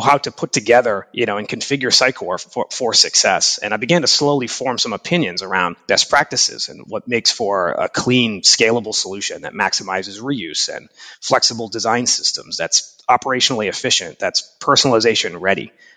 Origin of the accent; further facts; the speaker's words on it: Boston, Massachusetts, United States; also born or lived in Japan; I've been living in, in and around Boston, Massachusetts most of my life, apart from a few years working in Japan as an English teacher and traveling